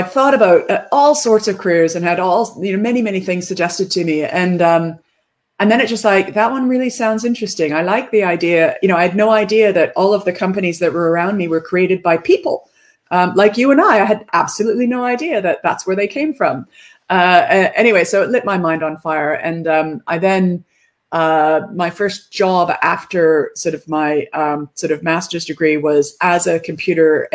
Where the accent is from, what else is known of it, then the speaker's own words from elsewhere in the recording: Canada; moved away as an adult; also born or lived in United Kingdom; I'm Canadian. I grew up in a logging town, a lumber town in Canada.